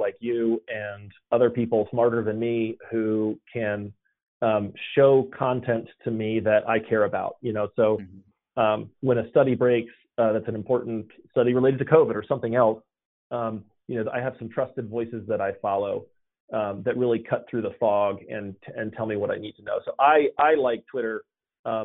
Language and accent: English; Atlanta, Georgia, United States; I was born and raised in Atlanta, and I live here now.